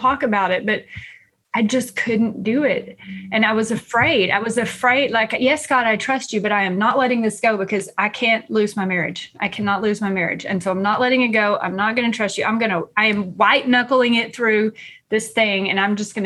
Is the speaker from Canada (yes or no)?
no; East Texas, United States; I grew up here in East Texas, and I grew up here Baptist